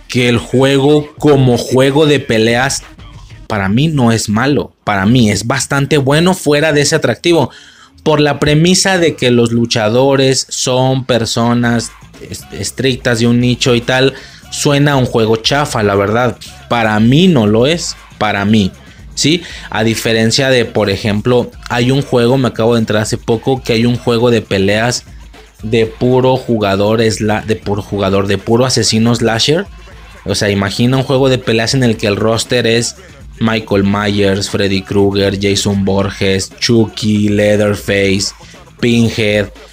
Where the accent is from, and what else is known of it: Mexico; moved away; also born or lived in Spain